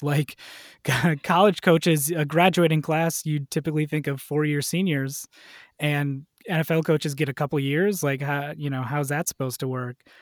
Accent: Wisconsin, United States; I grew up in Wisconsin

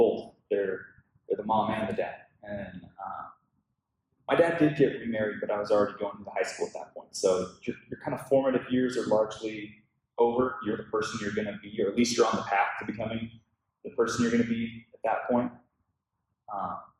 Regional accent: Tacoma, Washington, United States; moved away as an adult; now in Los Angeles, United States; I grew up in Washington State in a town called Tacoma

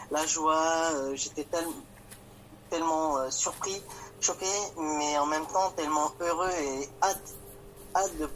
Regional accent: Grand Est, France; j'ai 27 ans et je viens de Champagne-Ardenne.

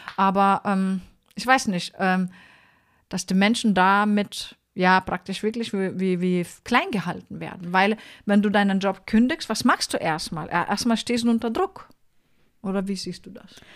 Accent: Lithuania; moved away; also born or lived in Mannheim; ich bin ja eine Litauerin

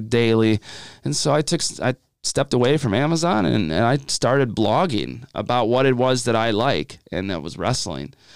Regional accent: Madison, Ohio, United States; I am from Madison, Ohio

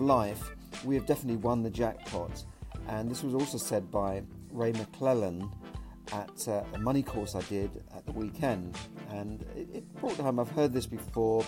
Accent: London, United Kingdom; So I was born in the UK, I was born in London

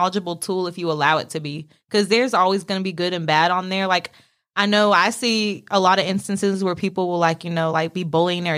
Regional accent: California, United States; now in North Carolina, United States; I grew up in California with my white family

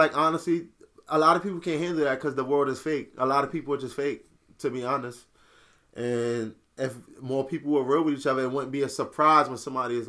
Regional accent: Nigeria; I definitely agree because I'm actually Nigerian.

